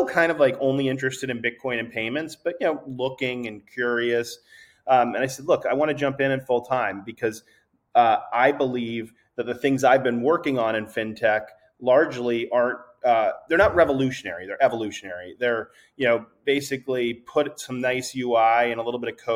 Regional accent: East Coast, United States; also born or lived in New York; I'm from the East Coast, and I moved to New York

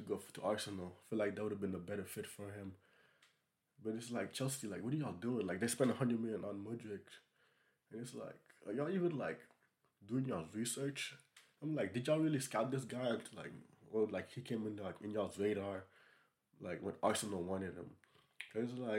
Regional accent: Senegal; I'm from Senegal

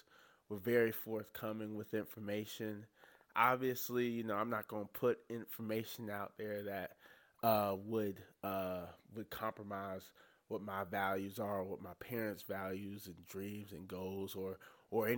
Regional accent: North Carolina, United States; moved away; I'm from North Carolina. I've only been back here for about a month

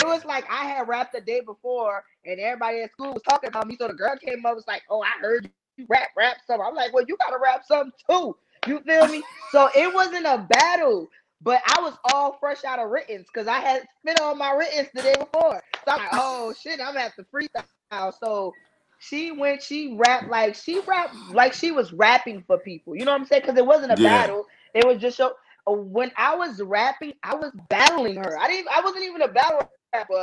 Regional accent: New Orleans, Louisiana, United States; I'm from New Orleans, Louisiana

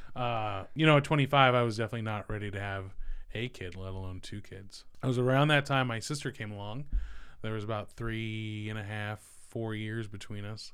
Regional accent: Merced, California, United States; moved away as an adult; now in Ohio, United States; I was born in the Central Valley, um, little place called Merced

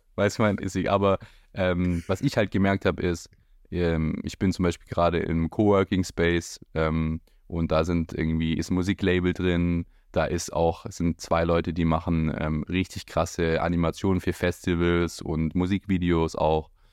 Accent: Hechingen, Baden-Württemberg, Germany; moved away as an adult; now in Berlin, Germany; ich komme ursprünglich ähm, auch aus Heching, also bei Heching und wohne jetzt seit eineinhalb Jahren in Berlin

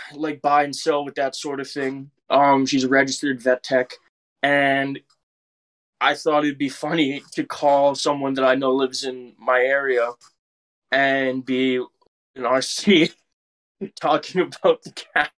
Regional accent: Canada; we're Canadian.

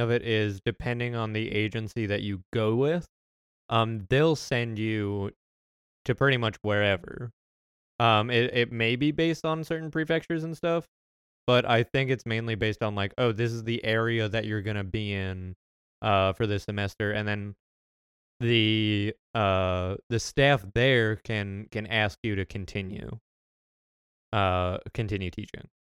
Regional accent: United States; my American citizenship

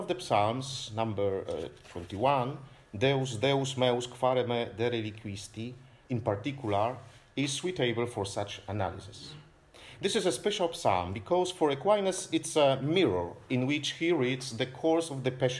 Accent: Toruń, Kuyavian-Pomeranian Voivodeship, Poland; I'm from Torun, so the birthplace of Nicolaus Copernicus

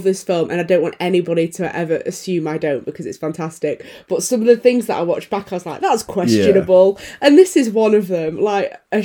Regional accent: United Kingdom; I'm British

